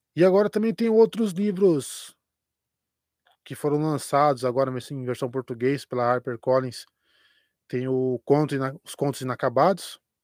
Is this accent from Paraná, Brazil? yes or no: yes; Curitiba metropolitan region, near the São Paulo border, Paraná, Brazil; now in Curitiba, Brazil; não sou não sou daqui de, de Curitiba, sou da região metropolitana, mas mais para a divisa que São Paulo